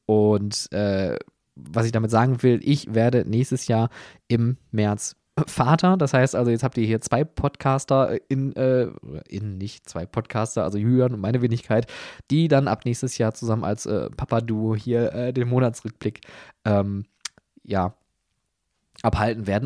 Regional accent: Germany; wir als Deutsche

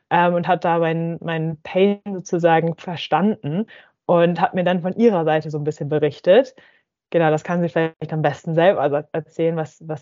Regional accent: Hamburg, Germany; moved away as an adult; now in Friedrichshafen, Germany; ursprünglich komme ich aus Hamburg, ähm, bin aber schon vor fünf Jahren äh, für mein Bachelorstudium nach Baden-Württemberg gezogen und wohne jetzt auch äh, derzeit in Friedrichshafen

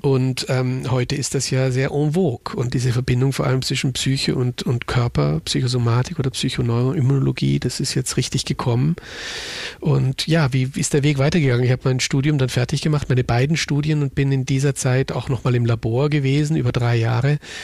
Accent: Munich, Bavaria, Germany; moved away as an adult; now in Innsbruck, Austria; ich bin ja Münchner

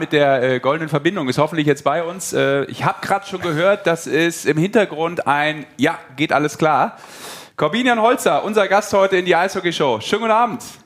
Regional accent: Rhineland, Germany; als Rheinländer

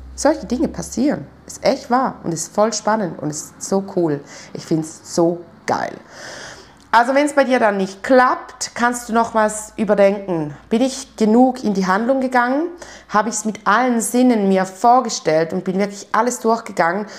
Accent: Switzerland; bei uns in der Schweiz

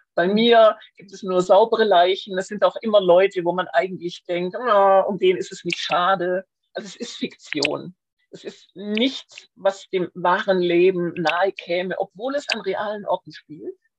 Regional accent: Schwäbisch Hall, Baden-Württemberg, Germany; Bin aufgewachsen in Schwäbisch Hall, wo ich auch heute noch meinen ersten Wohnsitz habe

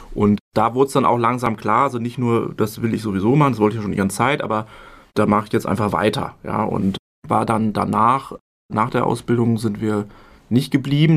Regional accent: Hesse, Germany; also born or lived in Berlin; Mutter aus Nordrhein-Westfalen, Vater aus Bayern, aufgewachsen in Hessen

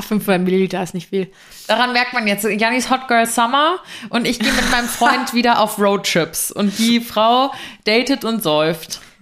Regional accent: Frankfurt area, Hesse, Germany; moved away as an adult; also born or lived in Giessen; now in Munich, Germany; in Frankfurt, aus der Ecke, wo ich herkomme

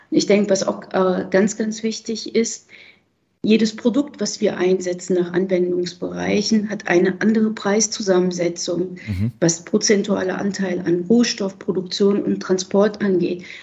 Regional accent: Berlin, Germany; Ich selber habe ja eben gesagt, bin aus Berlin und ich war die Tage am Berliner Hauptbahnhof und habe es mit eigenen Augen gesehen.

